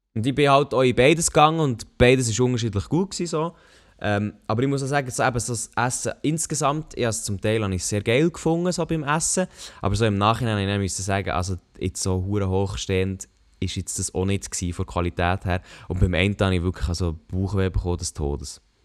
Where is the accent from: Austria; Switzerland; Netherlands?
Switzerland; als Schweizer